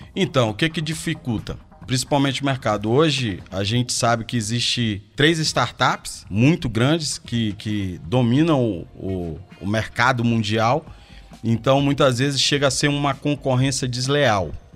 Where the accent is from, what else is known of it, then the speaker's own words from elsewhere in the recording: Porto Velho, Rondônia, Brazil; moved away as an adult; now in Belo Horizonte, Brazil; Sou natural de Porto Velho, Rondônia